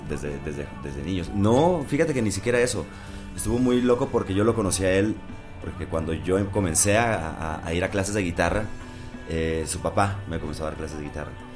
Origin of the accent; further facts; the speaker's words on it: Culiacán, Sinaloa, Mexico; now in Mexico City, Mexico; somos de Culiacán